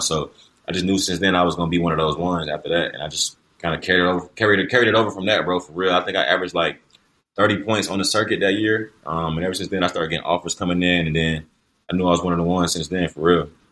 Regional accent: Columbia, South Carolina, United States; I'm from Columbia, born and raised Columbia, South Carolina.

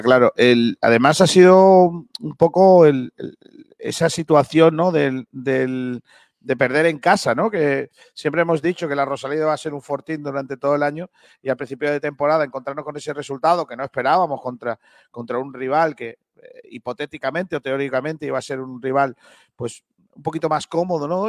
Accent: Rincón de la Victoria, Andalusia, Spain; mi pueblo que es Rincón de la Victoria

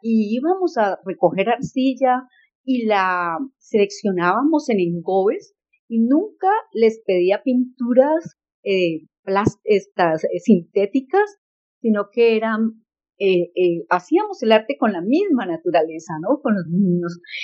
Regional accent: La Cumbre, Valle del Cauca, Colombia; now in Charlotte, United States; nací en la Cumbre Valle

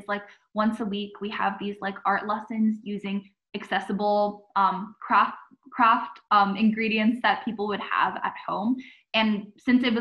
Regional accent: Saratoga, California, United States; I'm from Saratoga City in California

